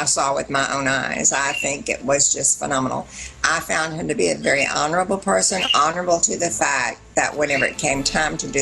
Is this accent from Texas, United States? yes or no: yes; Texas, United States; I'm a Texan